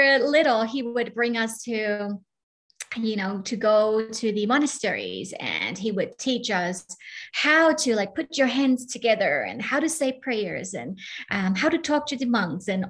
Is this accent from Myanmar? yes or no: yes; Myanmar; moved away; I'm originally from Burma, and growing up in Burma, it has been incredible